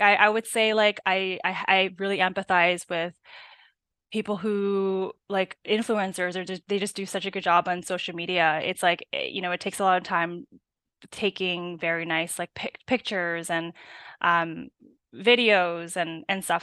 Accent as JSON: {"language": "English", "town": "Burnaby", "region": "British Columbia", "country": "Canada", "tie": "born or raised there", "said": "I'm, uh, from Burnaby, born"}